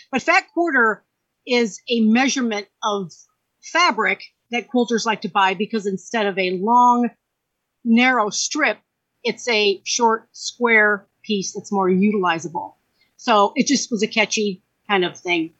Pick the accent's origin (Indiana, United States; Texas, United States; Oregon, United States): Indiana, United States; Valparaiso; I grew up in Valpo, and I went to uh, Thomas Jefferson Junior High